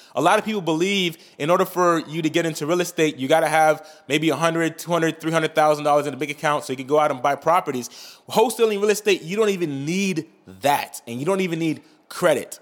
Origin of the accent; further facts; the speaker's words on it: Saint-Marc, Artibonite, Haiti; moved away; I'm Haitian. I was born in Saint Mark, Haiti